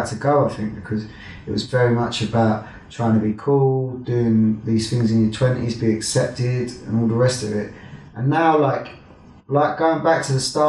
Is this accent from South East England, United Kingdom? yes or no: yes; Kent, South East England, United Kingdom; also born or lived in Kingsdown / Netherlands / London; I grew up around Kent